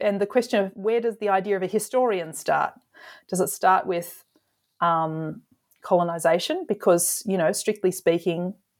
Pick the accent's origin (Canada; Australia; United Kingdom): Australia; I'm an Australian historian working in Australia with Australian material